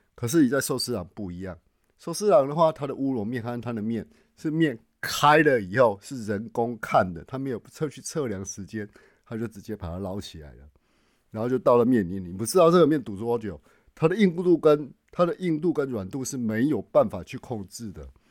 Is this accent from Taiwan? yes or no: yes; Taichung, Taiwan; moved away as an adult; also born or lived in Tainan / Nagoya; now in Japan; 我是台中人，那我在台南也工作了十几年